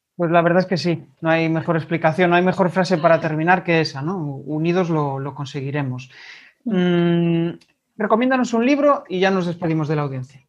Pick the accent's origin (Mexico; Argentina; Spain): Spain; Galicia; como buenos gallegos